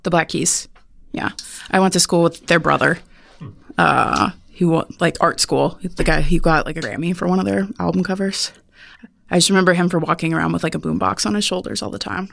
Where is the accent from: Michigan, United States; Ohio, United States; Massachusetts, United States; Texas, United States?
Ohio, United States; Cleveland; moved away; I'm from Ohio, near Cleveland